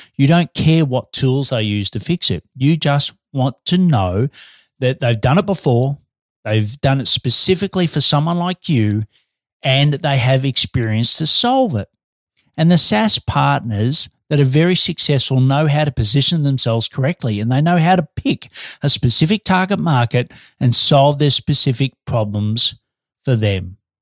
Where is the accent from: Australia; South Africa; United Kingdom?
Australia; now in Melbourne, Australia